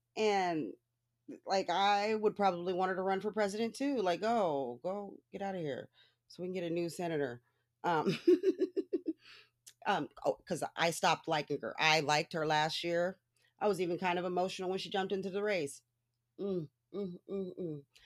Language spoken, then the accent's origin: English; Los Angeles, California, United States; I was born in Hollywood